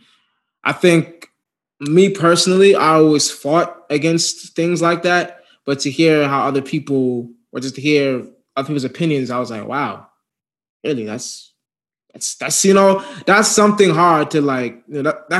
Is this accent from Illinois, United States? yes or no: yes; Chicago, Illinois, United States; born there; I was born in Chicago.